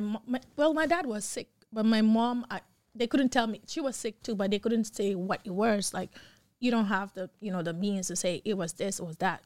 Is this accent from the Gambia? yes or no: yes; Gambia; accent: African; now in United States; I'm from Gambia